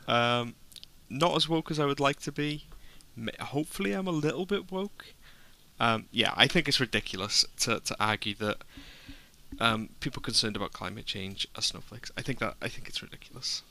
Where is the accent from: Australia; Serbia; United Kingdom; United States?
United Kingdom; Wrexham, Wales; I'm from Wrexham